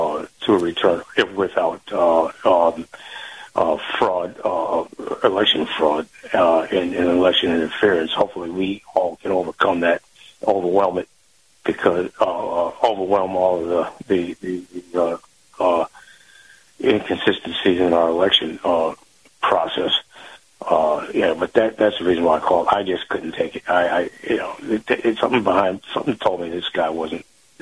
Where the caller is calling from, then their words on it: Saratoga Springs, New York, United States; Yes, good morning, Kyle. This is … in Saratoga Springs.